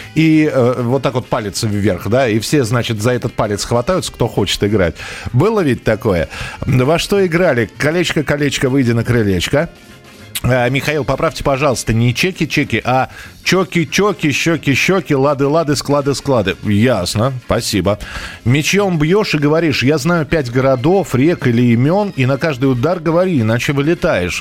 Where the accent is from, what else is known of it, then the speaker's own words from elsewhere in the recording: Russia; у нас в России